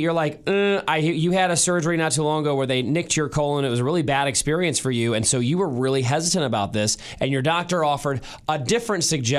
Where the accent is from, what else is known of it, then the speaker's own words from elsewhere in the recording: St. Louis, Missouri, United States; now in Kansas City, United States; Now, Mrs. Keller and I am originally from St. Louis. My wife originally from Chicago. We live in Kansas City now, so we don't have family in town.